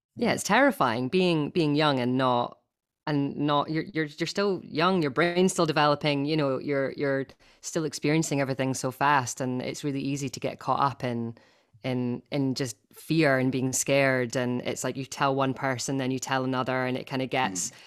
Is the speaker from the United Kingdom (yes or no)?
yes; Scotland, United Kingdom; accent: Scottish; you wanted it in my Scottish accent, not my Finnish accent.